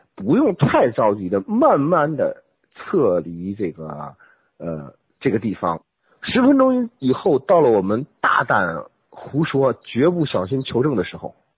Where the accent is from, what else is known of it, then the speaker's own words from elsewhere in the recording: Inner Mongolia, China; 因为我出生在内蒙古的那个地方呢，我家住的房子呢，呃，是用土坯做的房子